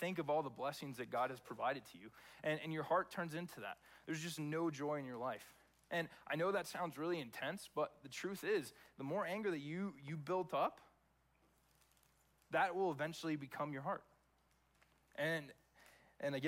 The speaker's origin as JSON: {"language": "English", "region": "Texas", "country": "United States", "tie": "born or raised there", "also_born_or_lived": "California", "moved": "as an adult", "said": "I was born and raised in Texas. Lived there from the time I was born to the time that I went off to college when I was 18"}